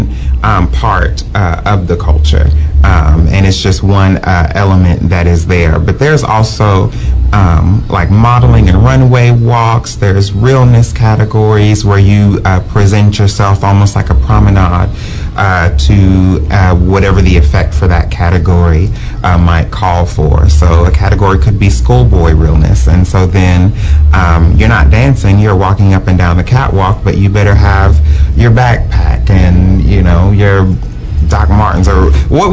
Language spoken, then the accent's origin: English; Houston, Texas, United States; as a Houston girl